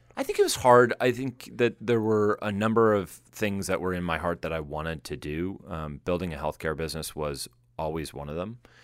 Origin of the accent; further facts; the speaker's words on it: Boston, Massachusetts, United States; now in Silicon Valley, United States; I come from the Boston area, which has all the same level of smarts